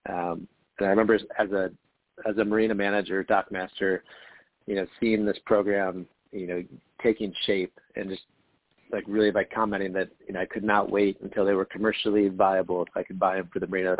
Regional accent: Midwest, United States; moved away as an adult; also born or lived in Wisconsin / Minnesota / Iowa; I was born landlocked in the Midwest. So I grew up on lakes and rivers in the Midwest, in Wisconsin, Minnesota

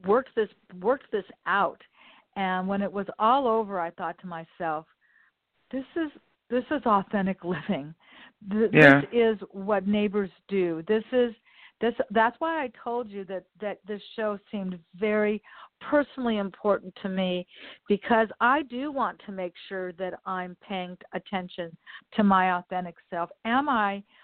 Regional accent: Los Angeles, California, United States; I was born and raised here in Westchester. Community within Los Angeles. I've always lived here

